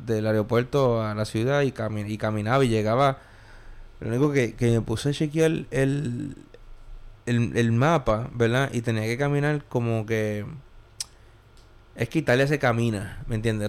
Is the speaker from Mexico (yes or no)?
no; Puerto Rico; now in New York, United States; Yo aprendí en Puerto Rico